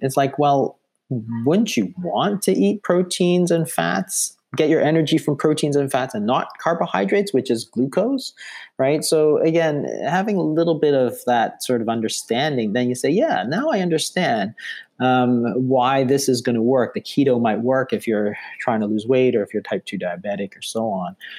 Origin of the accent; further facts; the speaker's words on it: Toronto, Ontario, Canada; I'm from Toronto